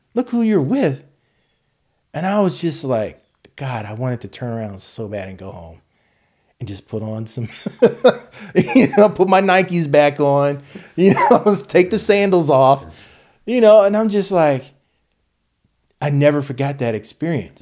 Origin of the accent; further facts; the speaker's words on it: United States; Black American, you know, and descendant of, you know, slaves